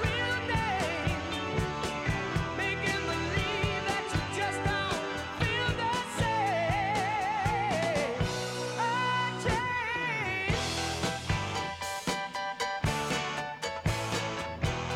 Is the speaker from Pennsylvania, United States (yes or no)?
no; New York, United States; now in Colorado, United States; I'm from New York